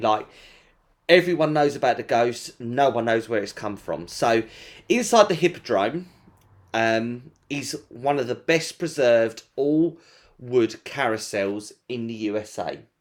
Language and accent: English; England, United Kingdom